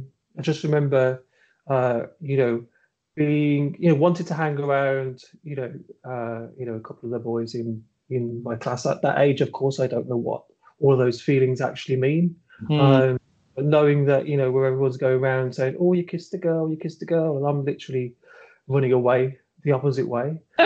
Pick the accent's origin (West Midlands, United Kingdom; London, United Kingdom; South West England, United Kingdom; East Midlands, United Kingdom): West Midlands, United Kingdom; Birmingham; moved away; Yeah, so I was born in Birmingham, and that's where I grew up in Birmingham, and I moved away from Birmingham in about 2004, I think it was.